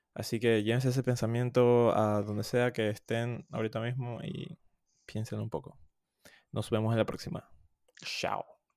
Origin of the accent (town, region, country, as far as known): Panama; also born or lived in Louisville, United States